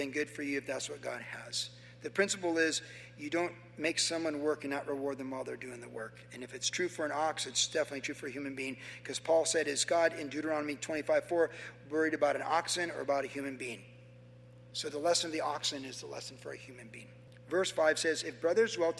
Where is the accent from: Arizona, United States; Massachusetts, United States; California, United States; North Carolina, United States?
California, United States; Carlsbad; in 1970, growing up in Carlsbad